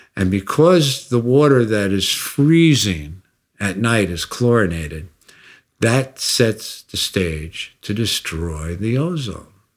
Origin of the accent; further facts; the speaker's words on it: United States; I'm an American